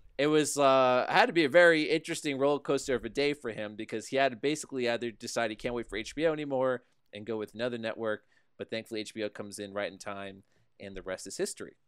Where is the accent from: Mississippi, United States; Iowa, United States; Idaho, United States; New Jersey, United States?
New Jersey, United States; we grew up in New Jersey